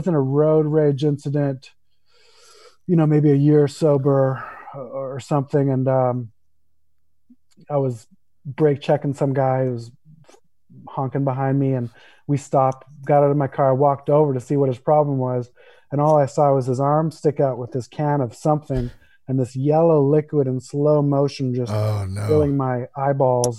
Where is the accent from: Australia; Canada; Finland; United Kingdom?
Canada; Vancouver, British Columbia; moved away as an adult; now in Los Angeles, United States; I grew up in Vancouver, Canada